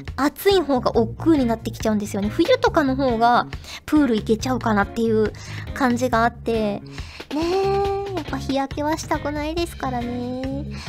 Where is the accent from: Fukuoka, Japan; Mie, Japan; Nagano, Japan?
Fukuoka, Japan; moved away as an adult; also born or lived in Hachioji, Tokyo; 福岡から出てきて